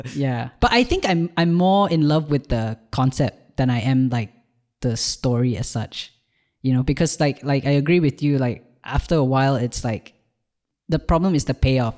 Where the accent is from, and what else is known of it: Malaysia; born or raised there; moved away as an adult; now in Ireland